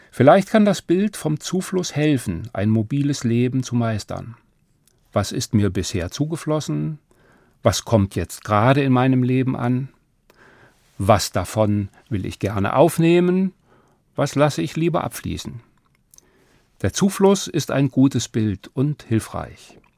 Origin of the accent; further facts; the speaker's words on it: Hesse, Germany; Ich bin kein Migrant, bin in Hessen geboren und die meiste Zeit hier geblieben. Doch es waren verschiedene Orte, in die wir als Familie weitergezogen sind.